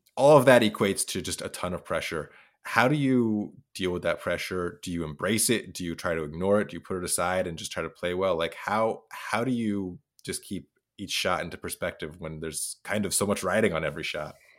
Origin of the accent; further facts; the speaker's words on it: Idaho, United States; I'm from Idaho